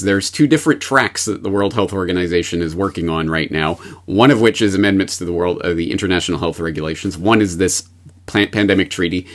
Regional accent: Canada; moved away as an adult; now in Japan; I'm a Canadian who has been living and working in Japan for nineteen years now

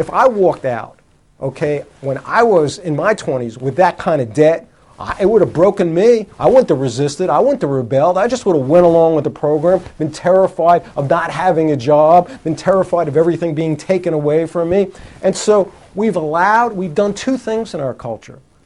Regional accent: United States; when I was growing up in America here

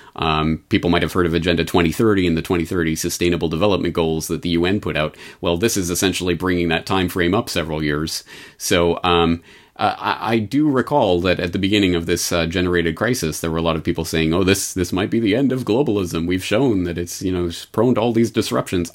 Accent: Canada; I was a Canadian growing up in the Canadian public education system

